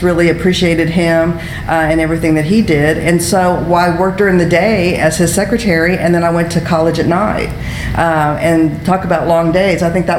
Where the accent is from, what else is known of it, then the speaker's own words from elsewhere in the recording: San Antonio, Texas, United States; now in Houston, United States; Yes, that's right. I grew up on Lackland Air Force Base.